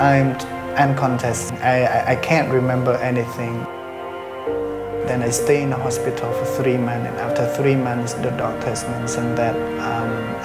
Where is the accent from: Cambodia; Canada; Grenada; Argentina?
Cambodia; Battambang; I was born in Battambang province, India, 1984